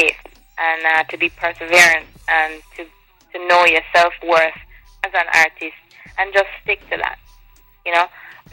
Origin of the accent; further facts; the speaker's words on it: Jamaica; I cook Jamaican food because I'm from Jamaica